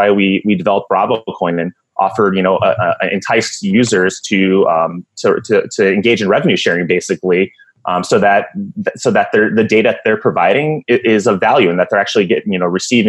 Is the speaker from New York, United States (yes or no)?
yes; New York, United States; now in Phoenix, United States; Well, I'm from Phoenix, so, you know, I definitely favor the Suns. I'm originally from New York, but let's not even talk about the Knicks.